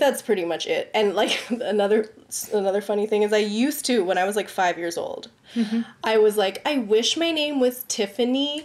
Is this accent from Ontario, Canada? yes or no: yes; Richmond Hill, Ontario, Canada; growing up in Richmond Hill